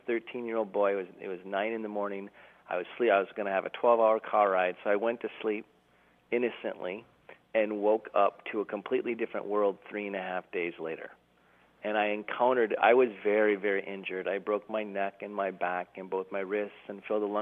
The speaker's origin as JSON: {"language": "English", "town": "Duluth", "region": "Minnesota", "country": "United States", "said": "we're driving home from Kansas City, Missouri to Duluth, Minnesota"}